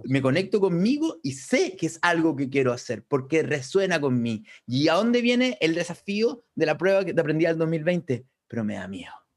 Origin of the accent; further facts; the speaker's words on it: Chile; nosotros somos de Chile